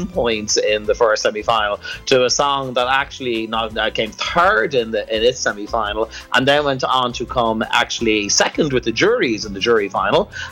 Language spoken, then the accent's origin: English; Dublin, Leinster, Ireland; accent: Irish; my hometown